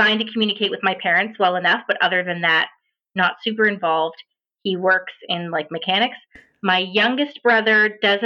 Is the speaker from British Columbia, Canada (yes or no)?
no; Ontario, Canada; first language American Sign Language; English is a second language; I am an ASL English interpreter from Ontario, Canada